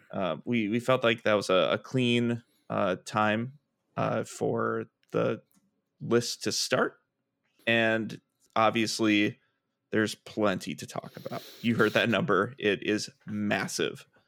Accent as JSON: {"language": "English", "town": "Milwaukee", "region": "Wisconsin", "country": "United States", "tie": "born or raised there", "moved": "yes", "lives_now": "Minneapolis, United States", "said": "I am originally from Milwaukee, Wisconsin, uh, where I, uh, grew up"}